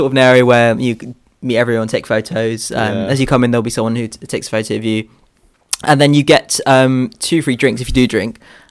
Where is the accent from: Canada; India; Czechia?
India; Well, I mean, you're not from India, bro. I'm legit from India.